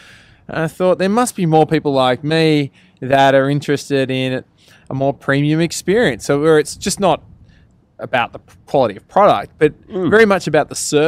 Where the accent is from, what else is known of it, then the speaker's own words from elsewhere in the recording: Australia; Yeah, that's all right. We're unashamedly Australian.